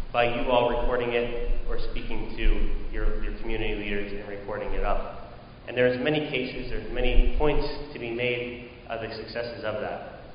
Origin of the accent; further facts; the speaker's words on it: Pittsburgh, Pennsylvania, United States; moved away as an adult; now in Albany, United States; I am from Pittsburgh, Pennsylvania, so whenever October 27th happened, it kind of rattled my home, uh, my home city and my family to its core